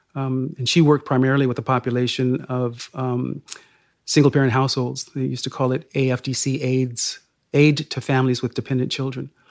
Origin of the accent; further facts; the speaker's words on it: Sacramento, California, United States; I was raised in Sacramento, California, ca, the state capital, um, he, he, here in this, in this state